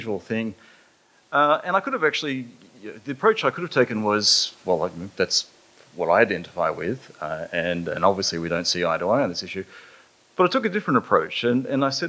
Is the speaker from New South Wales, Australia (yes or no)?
no; Mossman, Queensland, Australia; I grew up in North Queensland. I actually finished my high school in Mossman, in far, far North Queensland.